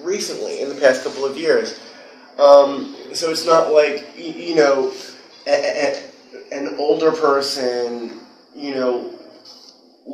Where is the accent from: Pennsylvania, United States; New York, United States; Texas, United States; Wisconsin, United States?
New York, United States; New York City; also born or lived in Los Angeles; I'm originally from Whitestone, which is in Queens.